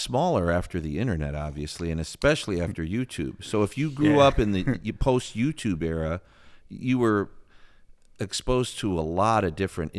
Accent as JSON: {"language": "English", "town": "Chicago", "region": "Illinois", "country": "United States", "tie": "born or raised there", "said": "I went to Lane Tech High School in the city"}